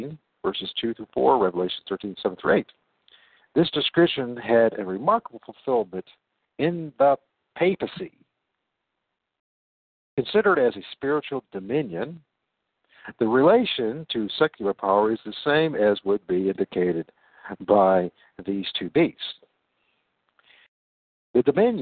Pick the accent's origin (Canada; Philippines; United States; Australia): United States; moved away as an adult; also born or lived in England / Portugal / Spain; as an American